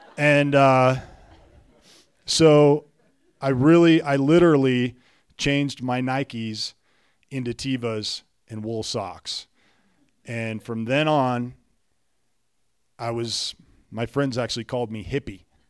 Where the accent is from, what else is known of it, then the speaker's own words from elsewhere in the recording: Juneau, Alaska, United States; I grew up in Juneau, Alaska